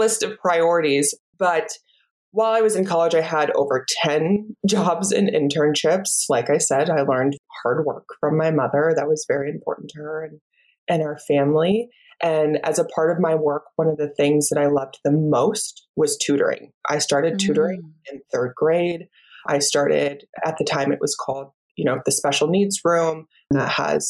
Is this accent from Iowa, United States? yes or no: yes; Iowa, United States; moved away; I am a Midwest girl, just like you, born and raised in Iowa